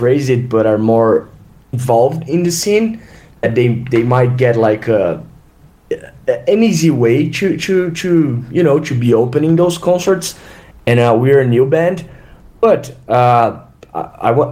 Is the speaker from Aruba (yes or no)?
no; Brazil; we're from Brazil, right? So we're pretty much third world guys